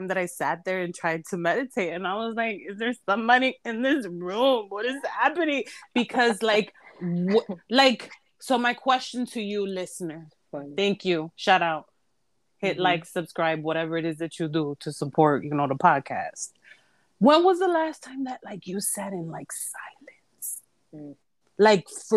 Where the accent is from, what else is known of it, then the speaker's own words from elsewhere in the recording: Humboldt Park, Illinois, United States; I'm from Humble Park, and I like 1000% proud of it.